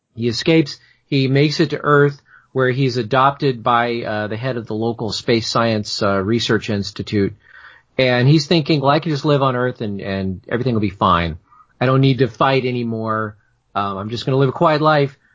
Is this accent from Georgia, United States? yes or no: yes; Atlanta, Georgia, United States; now in Toronto, Canada; I live in Toronto now. I'm from Atlanta.